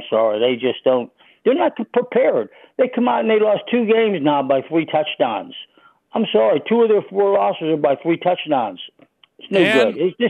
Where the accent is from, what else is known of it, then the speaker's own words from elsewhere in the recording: Oakland, Pennsylvania, United States; also born or lived in McCandless Township, Pennsylvania; I grew up in Oakland